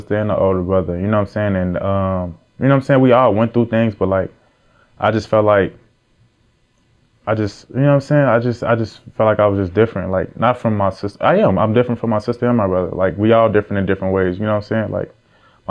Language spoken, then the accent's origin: English; Chicago, Illinois, United States; moved away as an adult; also born or lived in Ohio; now in Atlanta, United States; I'm from Chicago. I really from Chicago for real. Like, I grew up in the trenches